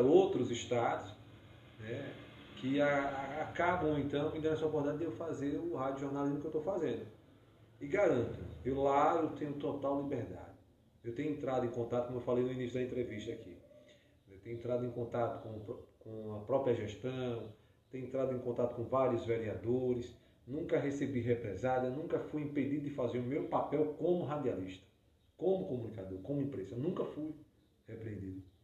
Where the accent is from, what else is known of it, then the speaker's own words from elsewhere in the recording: Brazil; eu tenho muito orgulho de onde eu vim, que eu vim de um povoado